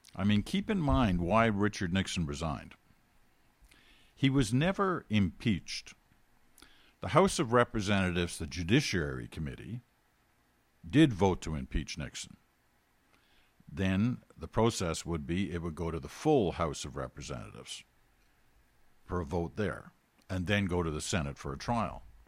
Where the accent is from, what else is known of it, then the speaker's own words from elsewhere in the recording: United Kingdom; now in Canada; I'm British. We were all born in Britain.